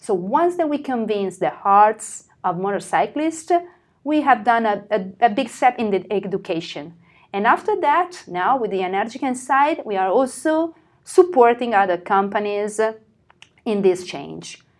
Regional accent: Italy; we are Italian

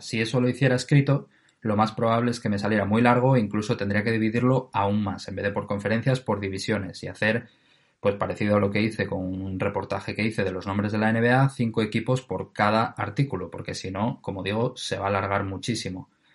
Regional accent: Oviedo, Asturias, Spain; de Oviedo, eh, que es de donde yo soy

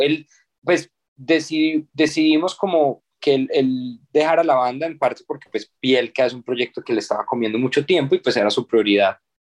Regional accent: Colombia; acá en Colombia porque al final pues somos una agrupación colombiana

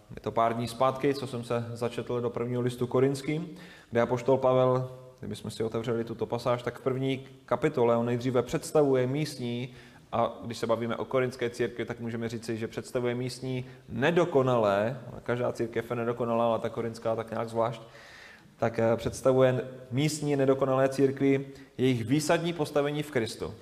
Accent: Moravia, Czechia; moved away as an adult; also born or lived in Lovosice; na Moravu, odkud jsme, odkud jsme do Lovosic přišli

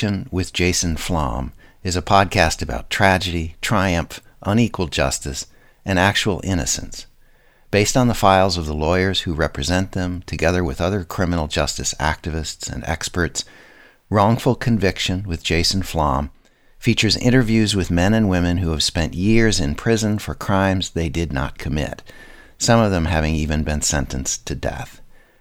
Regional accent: Mankato, Minnesota, United States; moved away as an adult; my hometown, Mankato

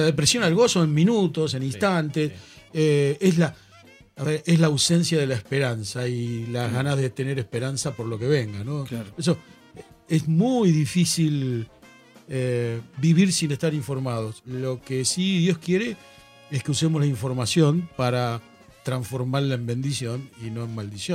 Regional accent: Argentina; yo soy argentino, formo parte de un país

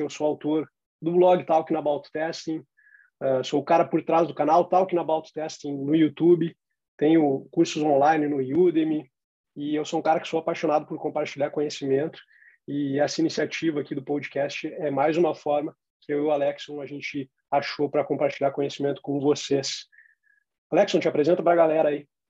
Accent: Porto Alegre, Rio Grande do Sul, Brazil; em Porto Alegre, na minha cidade natal

